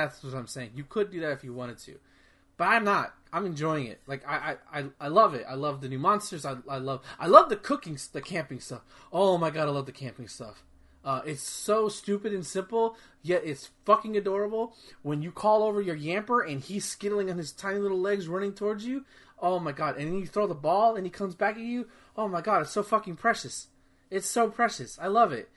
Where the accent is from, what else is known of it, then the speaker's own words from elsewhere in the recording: Texas, United States; growing up in Texas